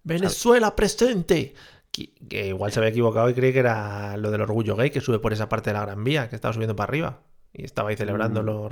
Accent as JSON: {"language": "Spanish", "country": "Spain", "said": "los españoles somos toreros"}